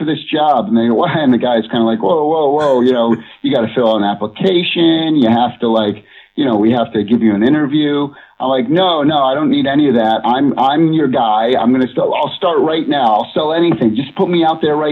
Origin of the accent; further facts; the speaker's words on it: Massachusetts, United States; moved away as an adult; also born or lived in Los Angeles; I grew up on the East Coast of the United States, a state called Massachusetts